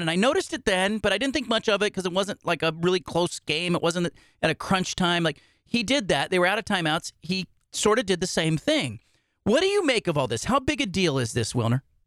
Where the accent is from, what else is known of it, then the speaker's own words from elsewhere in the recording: California, United States; I grew up in California